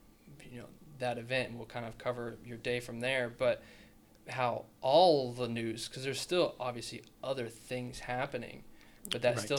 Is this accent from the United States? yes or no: yes; Kansas City, United States; moved away; I grew up in the Kansas City area.